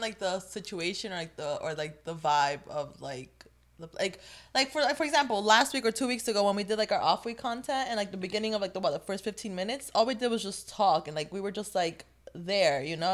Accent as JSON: {"language": "English", "region": "New Jersey", "country": "United States", "also_born_or_lived": "North Carolina", "said": "I moved from North Carolina to back to Jersey. Yeah, I lived in North Carolina for, like, a year."}